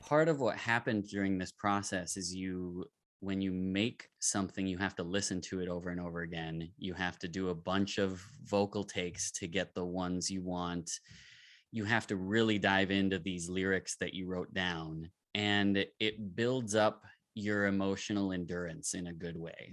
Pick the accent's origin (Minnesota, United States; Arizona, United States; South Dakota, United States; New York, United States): Minnesota, United States; Minneapolis; I'm from Minneapolis, Minnesota